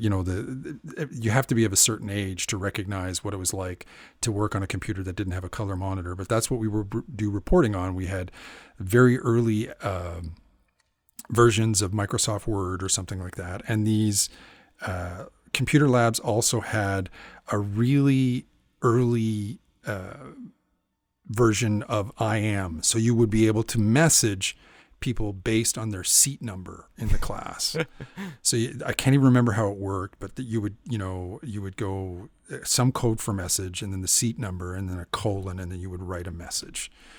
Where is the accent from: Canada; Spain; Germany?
Canada; Is that because I'm Canadian